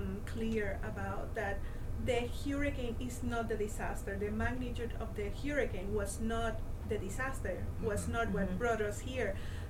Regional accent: East Coast, United States; now in Puerto Rico; I am from the East Coast.

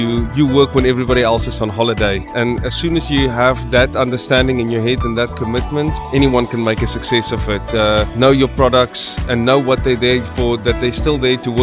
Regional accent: South Africa; moved away as an adult; also born or lived in United Kingdom; now in Dubai, United Arab Emirates; I'm originally from South Africa, and I've also done a stint of 3 years in the United Kingdom before

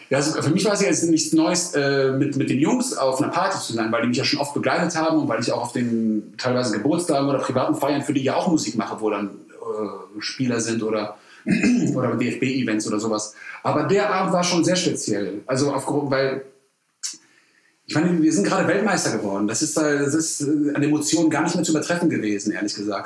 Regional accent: Cologne, North Rhine-Westphalia, Germany; ich bin gewütiger Kölner

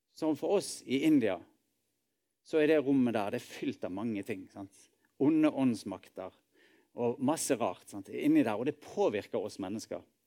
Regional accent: Norway; vi er nordmenn og bor i dette landet

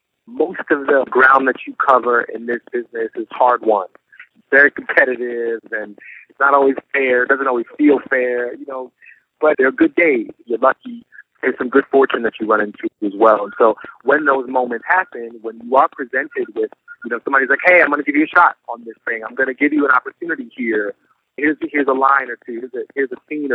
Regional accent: Philadelphia, Pennsylvania, United States; also born or lived in Flushing, Queens, New York City; And then we moved to Philadelphia when I was pretty young. I was 7 years old when we moved to Philly. So I grew up in Philly, just 2 hours away.

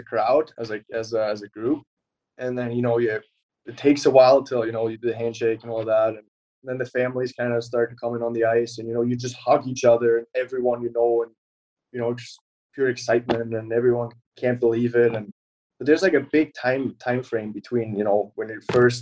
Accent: Germany; moved away; all of my hockey teams from my hometown

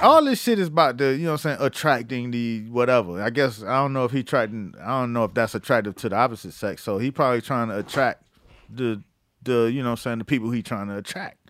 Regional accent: Florida, United States; moved away; I'm from Florida.

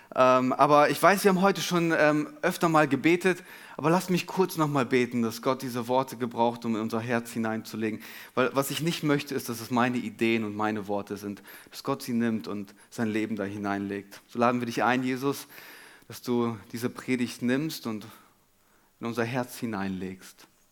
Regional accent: Germany; wir als Deutsche

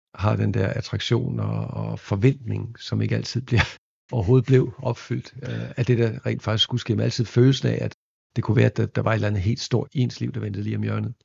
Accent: Viborg, Central Denmark Region, Denmark; moved away; i Viborg, hvor jeg voksede op

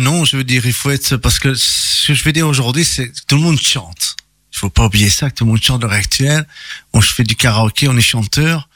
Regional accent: Italy; je suis italien

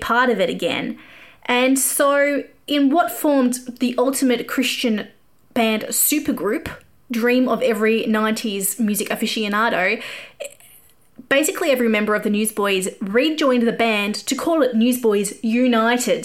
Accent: Australia; accent: Australian; I grew up an evangelical kid. I used to sing songs on the steps at school and tell people about Jesus. And like, this would have been odd in America, but this was in Australia

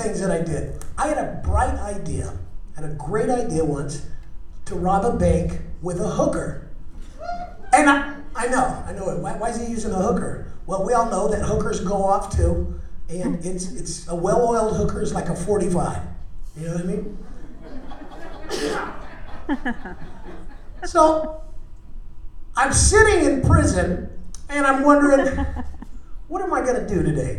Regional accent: Phoenix, Arizona, United States; I am from Phoenix, Arizona.

